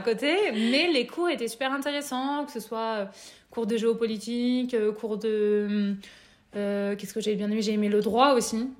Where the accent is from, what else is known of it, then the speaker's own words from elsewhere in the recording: Nevers, Bourgogne-Franche-Comté, France; moved away as an adult; also born or lived in Lyon; Je suis née à Lyon et j'ai grandi à Nevers